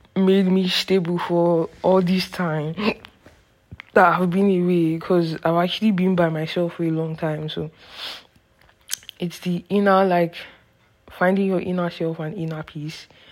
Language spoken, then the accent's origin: English; Nigeria; moved away as an adult; now in Canada; I took a trip from Canada, the place where I study, to Nigeria, my hometown